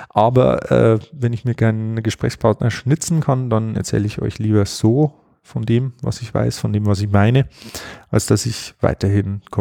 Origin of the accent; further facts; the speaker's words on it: Bavaria, Germany; auch relativ handig, wie man bei uns in Bayern sagt.